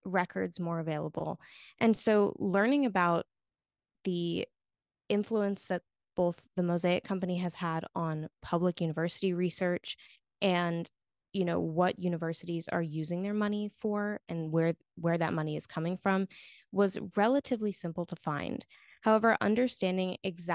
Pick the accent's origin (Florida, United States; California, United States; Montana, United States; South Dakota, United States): Florida, United States; in my home state